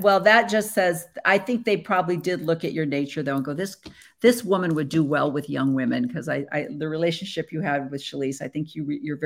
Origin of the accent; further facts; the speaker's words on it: Illinois, United States; moved away; also born or lived in Pacific Northwest / Tualatin, Oregon; I grew up in Illinois